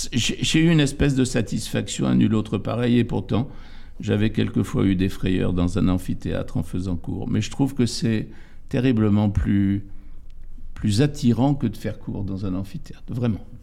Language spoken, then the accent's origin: French; area facing Ouessant, Brittany, France; un lieu dit en face de Ouessant, qui est mon pays d'origine